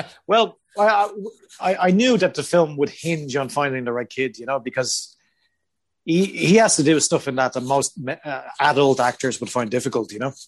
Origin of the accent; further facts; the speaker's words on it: Ireland; moved away as an adult; I am Irish